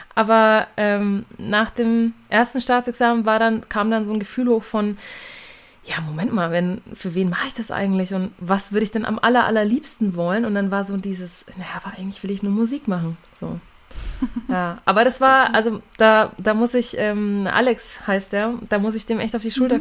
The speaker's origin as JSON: {"language": "German", "town": "Nuremberg", "region": "Bavaria", "country": "Germany", "first_language": "German", "said": "bin aus Nürnberg"}